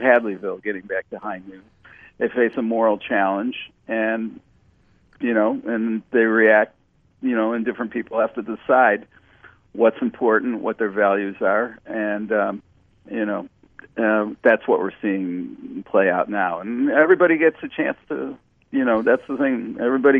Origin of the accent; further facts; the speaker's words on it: Rochester, New York, United States; I grew up in Rochester, New York